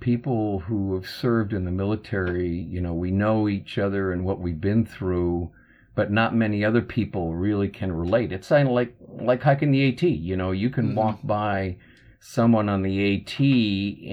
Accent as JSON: {"language": "English", "region": "Minnesota", "country": "United States", "said": "I'm from Minnesota originally"}